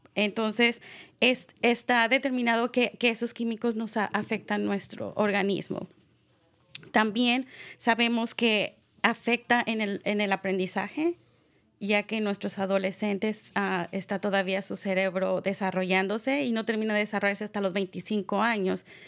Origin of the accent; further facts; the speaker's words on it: Mexico; now in Marin County, United States; yo soy mexicana